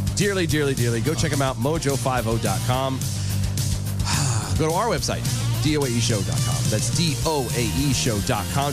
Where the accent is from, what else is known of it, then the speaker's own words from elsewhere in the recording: United States; being American